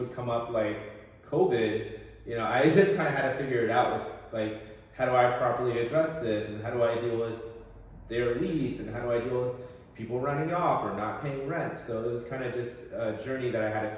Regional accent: Portland, Oregon, United States; moved away as an adult; also born or lived in Seattle, Washington / Bay Area, California; now in Portland, United States; born and raised in Portland, Oregon. I was in the Alberta Arts area before it was trendy

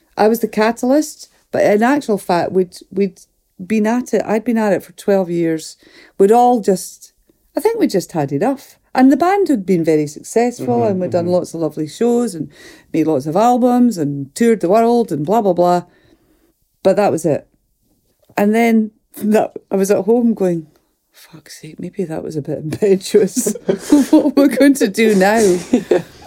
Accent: Fort William, Scotland, United Kingdom; I'm from the Highlands, from Lochaber, from Fort William.

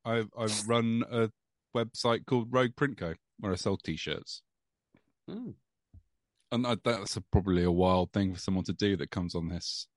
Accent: East Midlands, United Kingdom; This is like the town I grew up in Rutland.

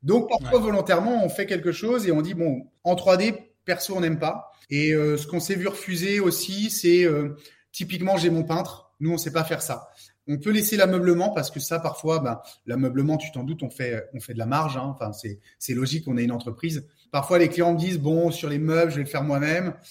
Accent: Saint-Brieuc, Brittany, France; moi je suis de Saint-Brieuc, donc c'est dans les Côtes d'Armor, dans le 22.

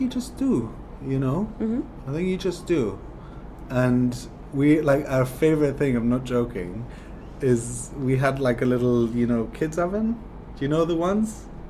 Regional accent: Jerusalem, Jerusalem District, Israel; I'm from Jerusalem, which is in the center of Israel

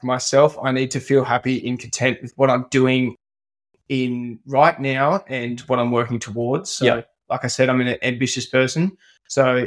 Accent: Newcastle, New South Wales, Australia; I was a big grommet growing up in Merriweather

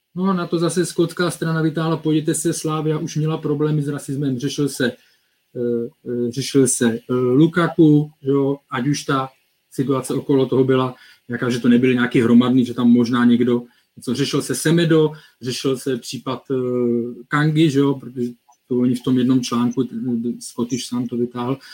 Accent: Czechia; my jako Češi

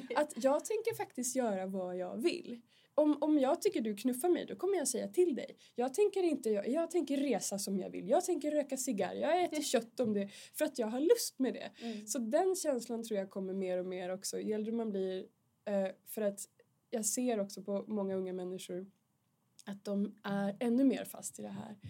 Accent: Vilhelmina, Västerbotten County, Sweden; moved away as an adult; now in Stockholm, Sweden; jag kommer från Vilhelmina i Västerbotten, Norrlands inland, södra Lappland.

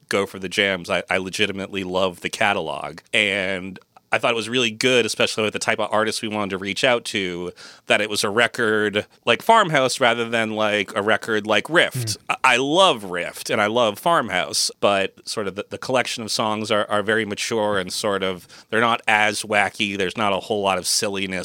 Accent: Massachusetts, United States; moved away as an adult; also born or lived in San Francisco Bay Area, California; I was also moving my family from the San Francisco Bay Area back to my hometown here in Massachusetts

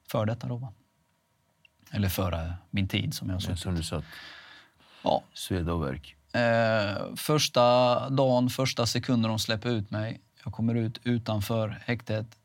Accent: Halmstad, Halland County, Sweden; där jag kommer ifrån, Halmstad, Rova, eh, Laholm, det är väldigt litet.

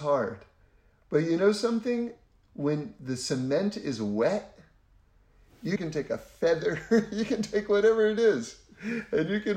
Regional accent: New York City, New York, United States; moved away as an adult; now in Los Angeles, United States; I grew up in New York City on 79th Street and Broadway on the Upper West Side

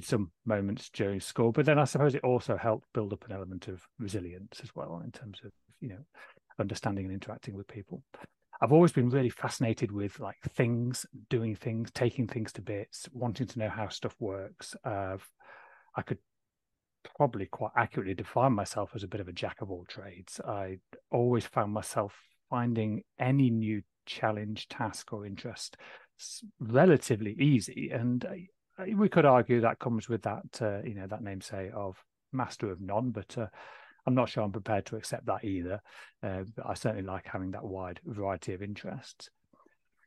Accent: Waddington, East Midlands, United Kingdom; So I grew up in a small village called Waddington, just near Lincoln in the sort of east of the UK.

